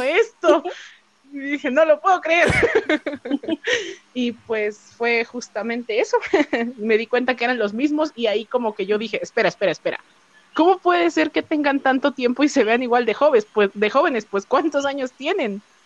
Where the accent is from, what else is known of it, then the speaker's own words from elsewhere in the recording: Mexico; soy mexicana, tengo 25 años